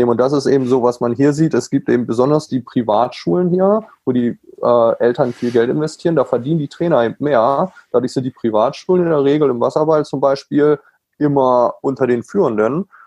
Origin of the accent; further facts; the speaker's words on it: Germany; natürlich als Deutscher komme ich darüber und sage, ich biete ein Camp